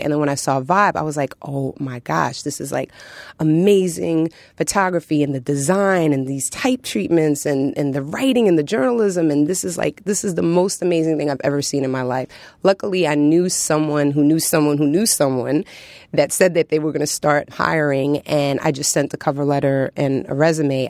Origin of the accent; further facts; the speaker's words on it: New York City, New York, United States; growing up in New York City